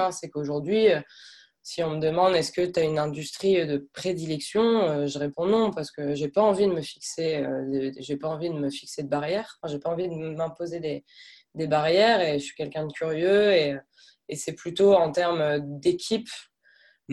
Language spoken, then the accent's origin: French; France; moved away as an adult; also born or lived in Lille / Canada; je suis française, j'ai 28 ans